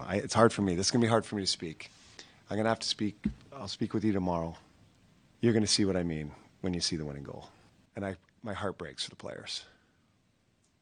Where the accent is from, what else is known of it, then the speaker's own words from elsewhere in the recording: Canada; being a Canadian kid growing up